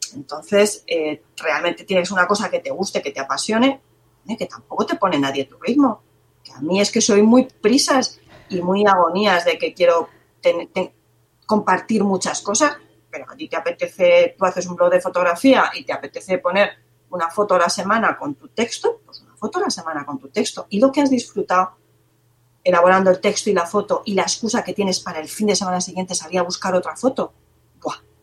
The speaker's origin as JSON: {"language": "Spanish", "town": "Cuenca", "region": "Castilla-La Mancha", "country": "Spain", "said": "soy de Cuenca"}